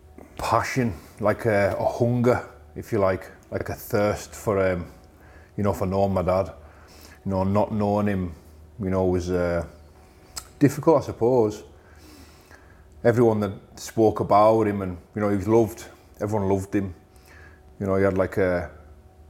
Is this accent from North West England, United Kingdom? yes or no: yes; Carlisle, North West England, United Kingdom; I grew up in Curragh, Carlisle. I'm back there now